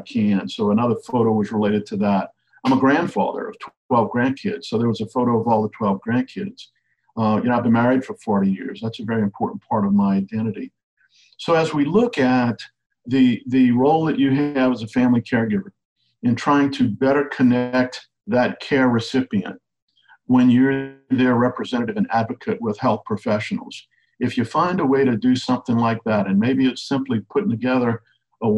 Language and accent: English; Cajun, Louisiana, United States; I'm a Cajun storyteller